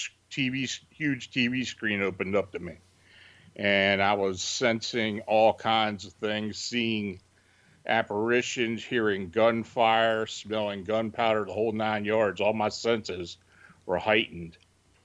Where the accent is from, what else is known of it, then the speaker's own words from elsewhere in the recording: near Gettysburg, Pennsylvania, United States; I was born and raised near Gettysburg